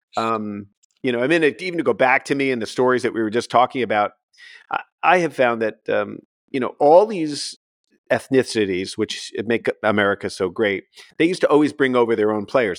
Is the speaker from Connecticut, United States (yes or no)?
yes; Connecticut, United States; I was born in Connecticut